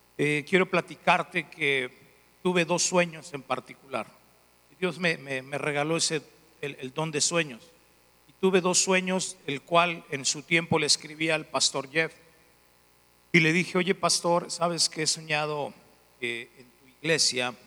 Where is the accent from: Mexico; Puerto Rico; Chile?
Mexico; León, Guanajuato; soy de León, Guanajuato. Dicen algunos que parezco italiano, pero soy de León. Soy de León